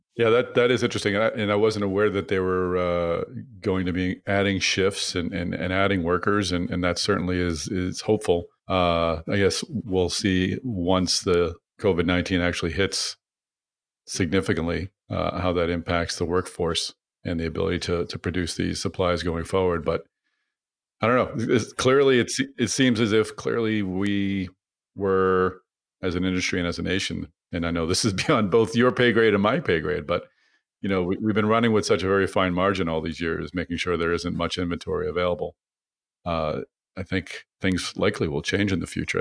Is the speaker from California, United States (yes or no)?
no; Boston, Massachusetts, United States; in Boston, my hometown